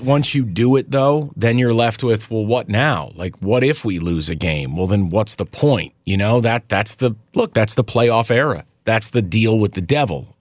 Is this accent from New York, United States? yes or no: yes; Albany, New York, United States; my hometown Albany